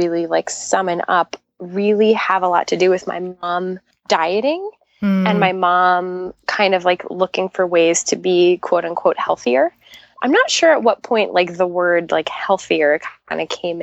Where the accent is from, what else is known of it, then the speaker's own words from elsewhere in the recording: New York, United States; also born or lived in Long Island, New York; I grew up in Queens